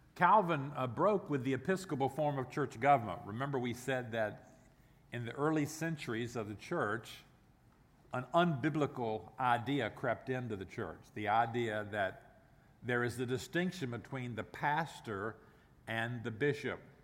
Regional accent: the South, United States; Even though I'm from the South, I still talk fast

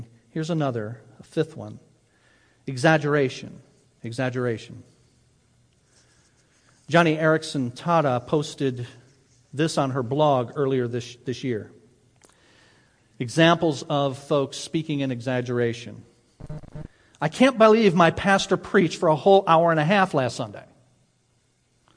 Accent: Ecorse, Michigan, United States; I grew up in Ecorse

